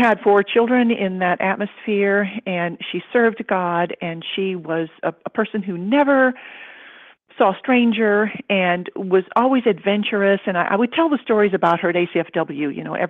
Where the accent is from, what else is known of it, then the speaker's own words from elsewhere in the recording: Kentucky, United States; also born or lived in India; I was born in India, the child of missionary parents. We lived there till I was 3. Then I grew up in Kentucky, where I learned to speak English instead of Cantonese all the time